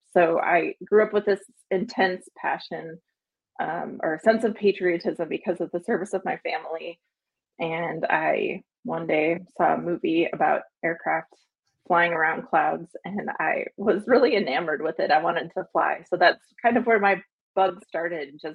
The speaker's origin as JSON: {"language": "English", "region": "Wisconsin", "country": "United States", "tie": "born or raised there", "moved": "as an adult", "said": "I grew up in Wisconsin, and my family has a military history"}